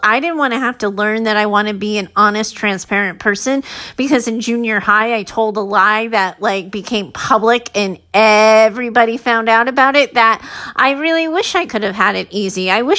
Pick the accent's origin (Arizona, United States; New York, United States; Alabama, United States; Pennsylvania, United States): Arizona, United States; now in California, United States; I grew up in Arizona. And then I wanted a new environment. I wanted to see what it was like in a new place. So I moved to California.